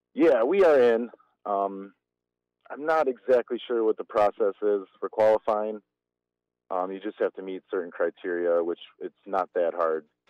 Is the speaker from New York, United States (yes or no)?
no; Germantown, Wisconsin, United States; I grew up in Germantown